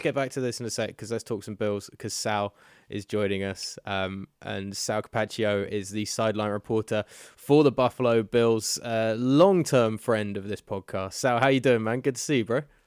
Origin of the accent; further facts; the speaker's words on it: United Kingdom; we're British